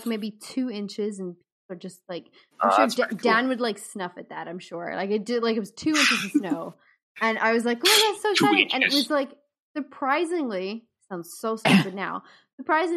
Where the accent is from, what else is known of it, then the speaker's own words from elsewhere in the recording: South Africa; now in Ireland; growing up in South Africa